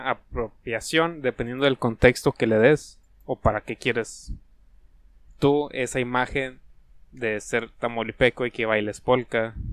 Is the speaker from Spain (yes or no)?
no; Mexico